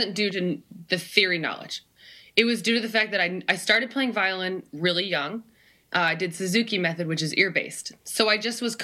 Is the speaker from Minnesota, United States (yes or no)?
yes; Minneapolis, Minnesota, United States; now in Nashville, United States; I was born and raised in Minneapolis proper.